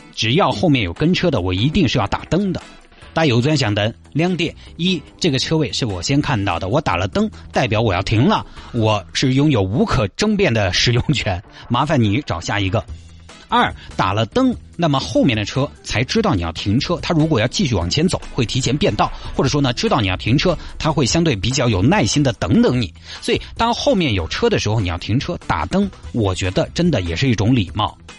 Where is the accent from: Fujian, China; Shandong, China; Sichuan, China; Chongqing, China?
Chongqing, China; accent: Chongqing; 你听我这个口音，你你里头晓得了。重庆江北这边